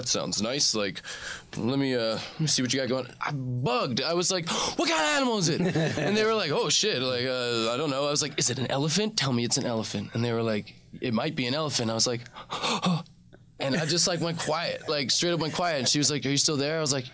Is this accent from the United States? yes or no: yes; New York City, New York, United States; I'm from the Bronx